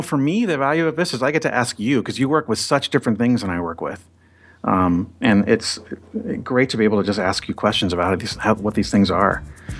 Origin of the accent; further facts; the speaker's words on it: California, United States; It took me right back to the 80s and growing up in Southern California.